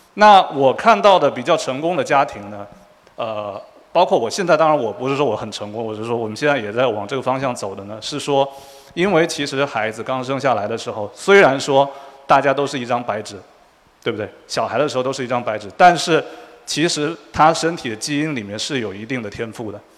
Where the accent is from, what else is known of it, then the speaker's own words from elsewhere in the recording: Quanzhou, Fujian, China; moved away as an adult; also born or lived in Shanghai; now in United States; 我们都是福建人。然后我是泉州人